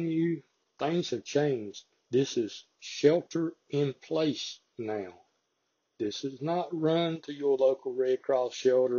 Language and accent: English; the South, United States; I'm from the South